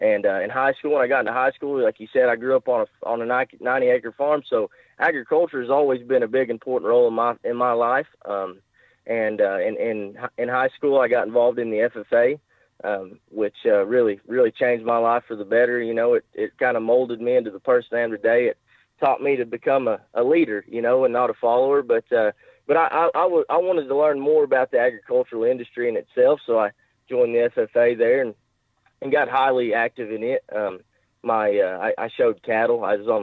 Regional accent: Jay, Oklahoma, United States; I live in Jay. I grew up here in Jay, and I've kind of stayed around here my whole life.

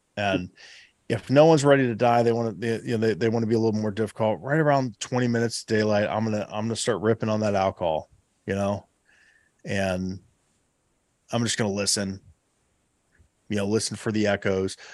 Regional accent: Southeast Ohio, United States; my home state, uh, you know, here, here in Southeast Ohio.

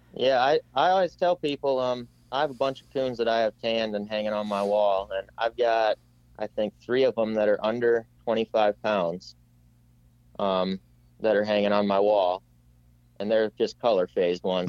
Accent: Iowa, United States; I'm from Iowa

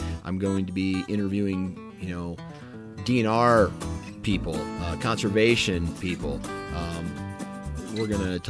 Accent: Mount Pleasant, Iowa, United States; also born or lived in Waterloo, Iowa; I landed in Mount Pleasant, Iowa, in southeast Iowa, somewhere around 1987, and that's where I kind of planted my roots, and that's where our family planted our roots. That's where I grew up

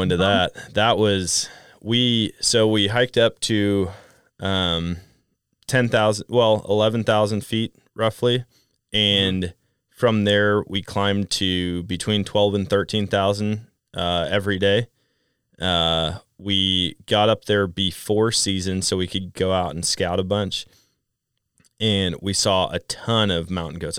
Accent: Wisconsin, United States; moved away; growing up in Wisconsin and then going out west.

